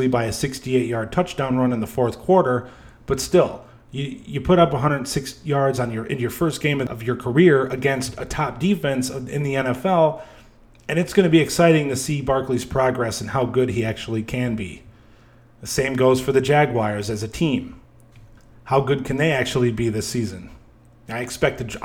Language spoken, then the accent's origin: English; outside of Chicago, Illinois, United States; moved away; my hometown outside of Chicago, Illinois